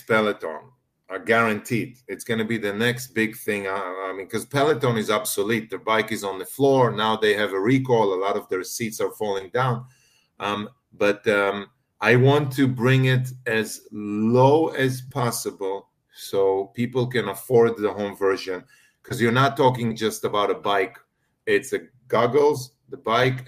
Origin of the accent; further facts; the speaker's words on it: Israel; moved away as an adult; I'm originally from Israel.